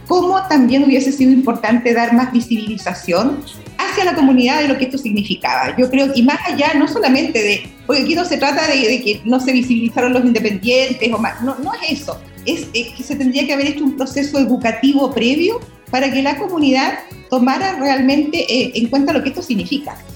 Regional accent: Chihuahua, Mexico; Bueno, decir que yo soy de Chihuahua, que ahora comprendo, ¿no? Ese 5%.

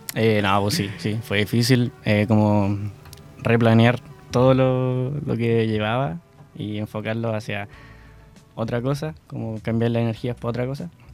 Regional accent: Coelemu, Ñuble, Chile; mi pueblito

